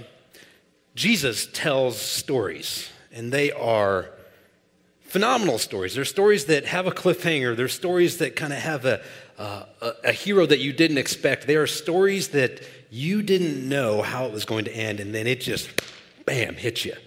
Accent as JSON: {"language": "English", "town": "Olathe", "region": "Kansas", "country": "United States", "tie": "born or raised there", "said": "I grew up in South Olathe here"}